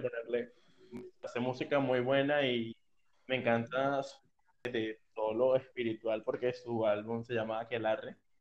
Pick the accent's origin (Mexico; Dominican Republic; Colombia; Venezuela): Venezuela; moved away as an adult; now in Brazil; mi último día en Venezuela